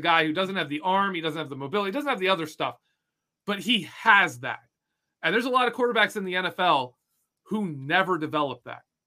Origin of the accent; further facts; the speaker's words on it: Detroit, Michigan, United States; moved away; I grew up in Michigan. I grew up in the outside of Detroit